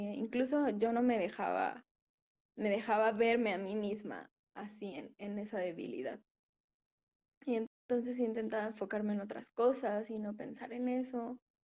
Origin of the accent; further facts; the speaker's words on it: Puebla, Mexico; Soy de Puebla, México.